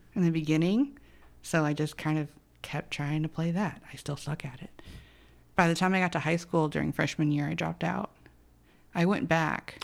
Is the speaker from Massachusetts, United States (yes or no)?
no; Arizona, United States; my mom was born here, I was born here.